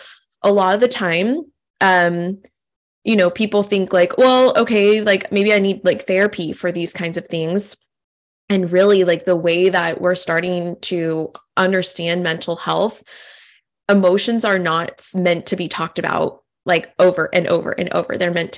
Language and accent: English; California, United States; I think I'm originally from California, and like this style of breath work, these classes are like everywhere. And like now I'm on the East Coast